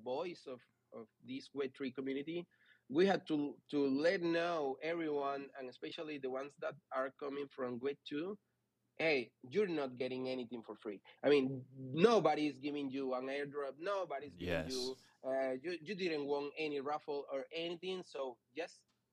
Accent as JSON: {"language": "English", "country": "Venezuela", "said": "I'm from Venezuela"}